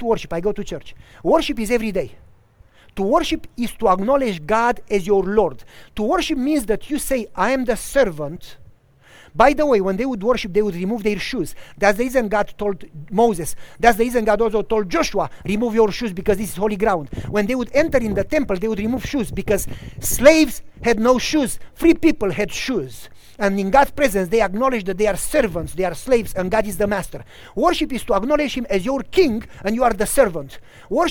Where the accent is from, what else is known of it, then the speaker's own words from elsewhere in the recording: Romania; also born or lived in Tennessee / Wisconsin; now in United States; until I moved from Romania